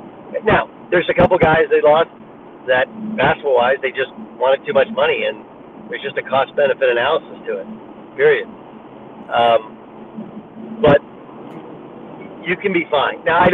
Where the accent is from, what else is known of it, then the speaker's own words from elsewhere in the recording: California, United States; I grew up in California, so people in Oklahoma don't realize that when I was in high school, I just hold the ball and get fouled